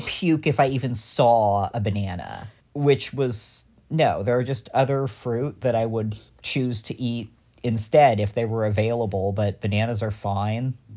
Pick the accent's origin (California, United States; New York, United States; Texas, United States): California, United States; I am a Californian with a lapsed Catholic dad.